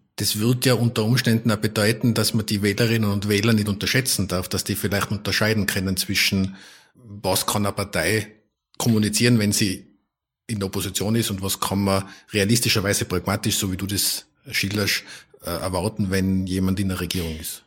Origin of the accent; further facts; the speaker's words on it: Tyrol, Austria; moved away; also born or lived in Vienna; als Tiroler in Wien